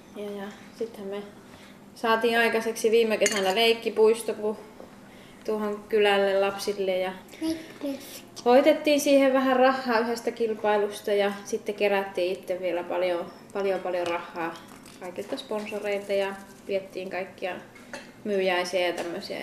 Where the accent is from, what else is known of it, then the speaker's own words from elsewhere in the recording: Rovaniemi, Lapland, Finland; moved away as an adult; also born or lived in Tornio / Posio; now in Sattanen, Finland; minä olen kotosi Rovaniemeltä itse